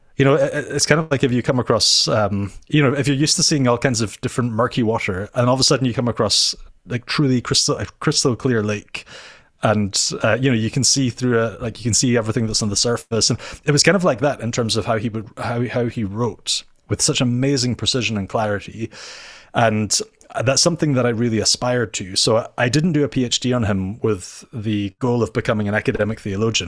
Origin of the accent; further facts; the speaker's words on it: Inverness, Scotland, United Kingdom; now in Edinburgh, United Kingdom; I am from Scotland, uh, so I'm not Dutch. Um, I live in Edinburgh